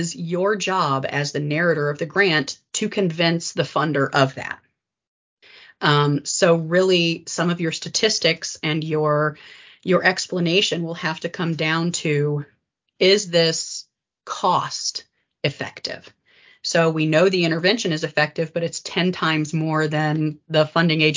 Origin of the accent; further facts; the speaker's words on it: West Virginia, United States; I grew up in West Virginia